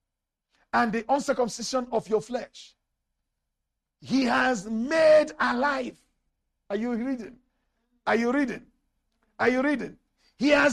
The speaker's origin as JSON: {"language": "English", "country": "Nigeria", "tie": "born or raised there", "moved": "yes", "lives_now": "South Africa", "said": "I was born a Nigerian citizen. Even till now, I am still a Nigerian citizen."}